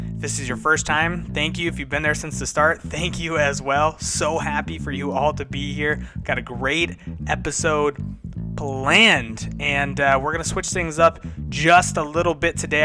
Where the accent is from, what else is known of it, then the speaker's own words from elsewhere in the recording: United States; Being an American